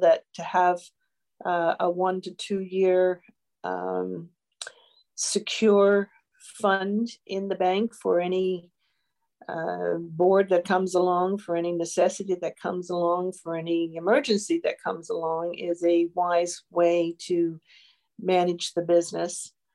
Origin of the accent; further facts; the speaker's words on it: Newfoundland and Labrador, Canada; now in Northumberland County, Canada; I come from Newfoundland